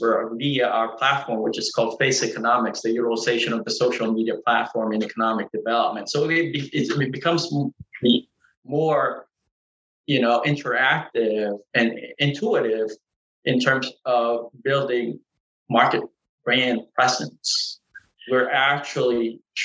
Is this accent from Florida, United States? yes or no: no; Norfolk, Virginia, United States; growing up in Norfolk, Virginia